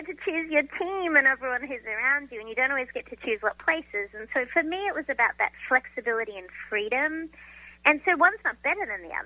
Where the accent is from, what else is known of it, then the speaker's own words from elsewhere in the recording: Australia; now in United States; being an Australian living in America and a recent American citizen